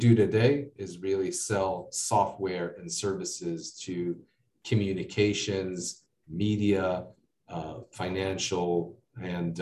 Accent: United States; accent: American; now in Israel; I grew up in the States

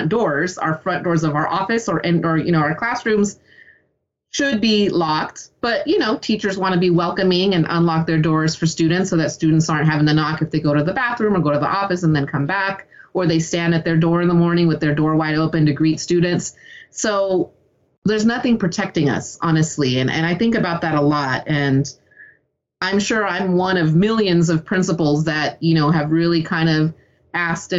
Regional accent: San Lorenzo, California, United States; also born or lived in Hayward, California; growing up in the East Bay

